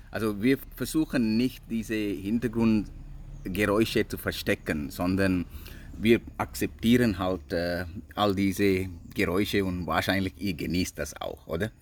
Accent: Sri Lanka; German is a second language; also born or lived in England; now in Switzerland; ich bin hier aufgewachsen, mm, Schule besucht und ich bin immer noch ziemlich ein Sri Lanker

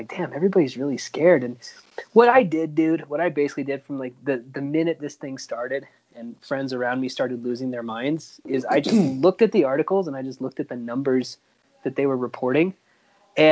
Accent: Oklahoma, United States; I grew up in Oklahoma, dude. Like, I grew up deep in the thick

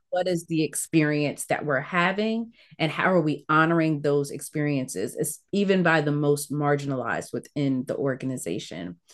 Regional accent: Ettrick, Virginia, United States; also born or lived in Caribbean / Newport News, Virginia; I grew up in Virginia, so part of the American South in a small town

